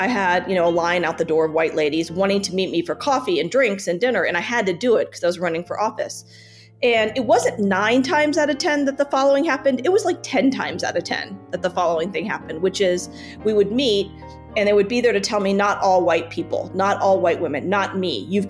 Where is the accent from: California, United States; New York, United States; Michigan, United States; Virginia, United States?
Virginia, United States; Richmond; now in Denver, United States; I'm born and raised in Richmond, Virginia. And my parents were immigrants from India.